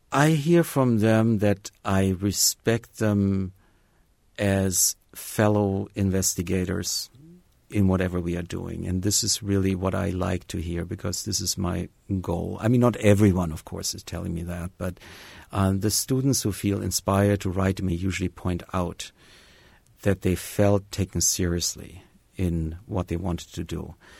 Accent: Bavaria, Germany; moved away as an adult; also born or lived in Tennessee / Harvard; now in Bloomington, United States; I grew up in Bavaria uh, for most of my early childhood in touch with nature daily

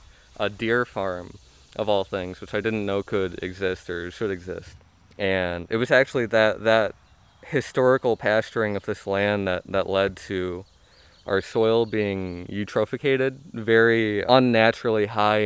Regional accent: Indiana, United States; We came from Northwest Indiana, and we had some experience growing food there.

